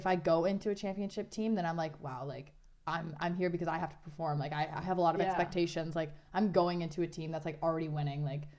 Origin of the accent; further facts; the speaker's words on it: North Vancouver, British Columbia, Canada; moved away as an adult; now in Toronto, Canada; Yeah, like North Vancouver. Okay. It's just over the bridge from and downtown.